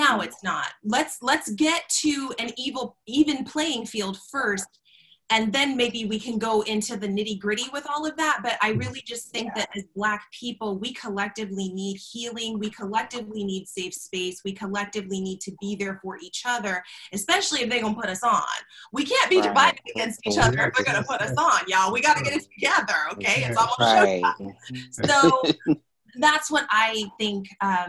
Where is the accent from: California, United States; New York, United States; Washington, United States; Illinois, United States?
California, United States; I mentioned earlier that I grew up in Southern California.